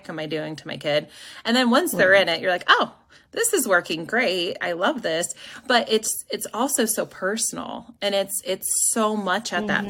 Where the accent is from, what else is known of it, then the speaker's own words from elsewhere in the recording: Ohio, United States; moved away as an adult; also born or lived in Hartville, Ohio / Akron, Ohio; now in Indianapolis, United States; I'm from Ohio